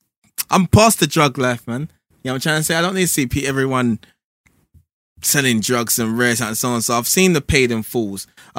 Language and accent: English; London, United Kingdom; I'm from Peckham, man.